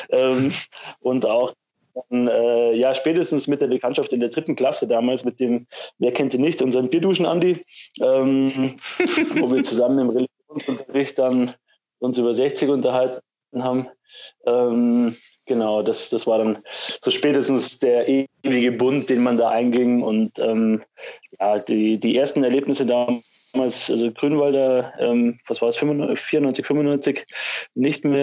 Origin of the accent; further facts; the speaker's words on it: Munich, Bavaria, Germany; bleibt dir als Münchner auch keine andere Wahl, um dich für irgendeine Seite zu entscheiden